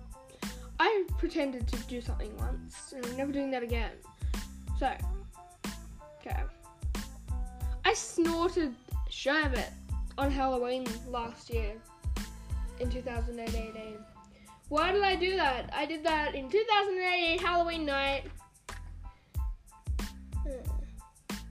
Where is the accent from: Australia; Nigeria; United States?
Australia; So I am Australian